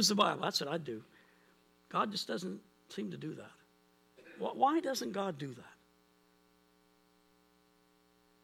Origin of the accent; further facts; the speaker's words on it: Pictou County, Nova Scotia, Canada; we grew up in Pitt County, it's got a river valley and the Easter Valley, and it's got these hills